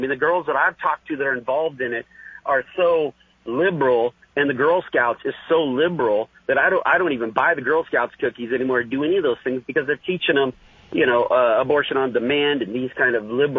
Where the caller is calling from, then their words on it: Santa Rosa, California, United States; No, I am not Frank. I'm not Frank. … from Santa Rosa, California.